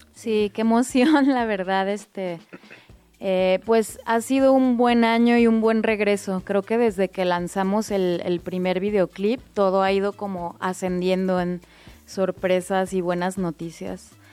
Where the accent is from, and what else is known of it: Guadalajara, Jalisco, Mexico; born or raised there